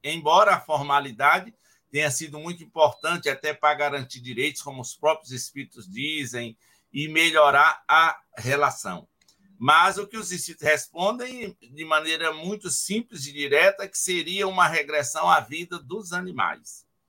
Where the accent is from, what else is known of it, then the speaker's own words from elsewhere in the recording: Ceará, Brazil; moved away; Na minha casa, meus pais foram 14 filhos lá no Ceará, naquele tempo. Eu sou décimo primeiro